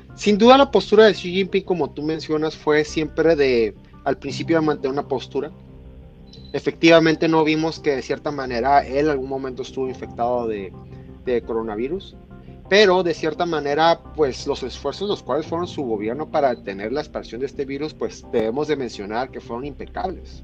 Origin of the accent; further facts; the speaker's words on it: Mexico; como mexicano